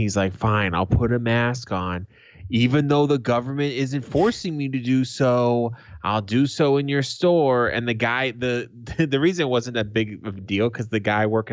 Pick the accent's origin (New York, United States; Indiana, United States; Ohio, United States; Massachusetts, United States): Massachusetts, United States; Boston; moved away